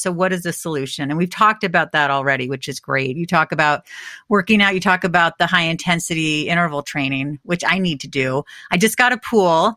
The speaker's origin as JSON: {"language": "English", "region": "California", "country": "United States", "tie": "born or raised there", "said": "I grew up in California"}